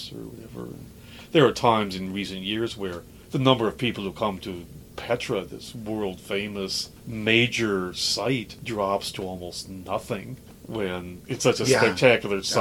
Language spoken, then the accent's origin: English; Dubuque, Iowa, United States; moved away as an adult; now in Germany; this seminary in Dubuque, Iowa, maybe my hometown.